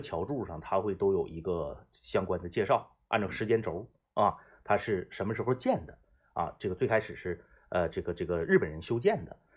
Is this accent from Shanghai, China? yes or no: no; Fushun, Liaoning, China; 我老家是抚顺的啊